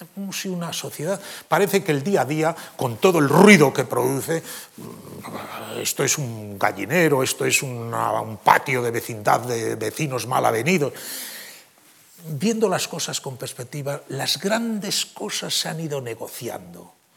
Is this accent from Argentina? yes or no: no; Spain; como europeos, como españoles